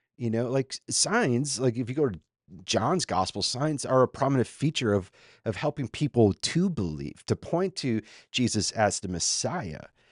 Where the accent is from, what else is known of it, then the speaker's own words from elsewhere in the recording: Minnesota, United States; now in Austin, United States; I'm a former Minnesotan